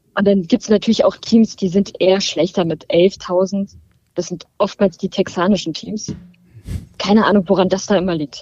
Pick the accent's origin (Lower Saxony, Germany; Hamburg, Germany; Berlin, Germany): Berlin, Germany; Ich bin aus Berlin